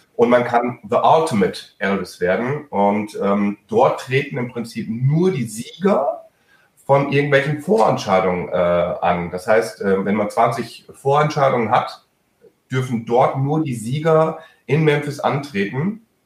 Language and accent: German; Germany; first language German; Meine Muttersprache ist Deutsch